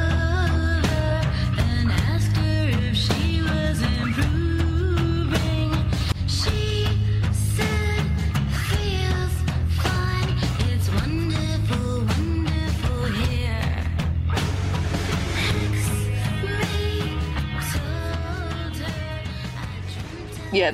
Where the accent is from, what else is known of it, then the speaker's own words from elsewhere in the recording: Brighton, South East England, United Kingdom; I say Brighton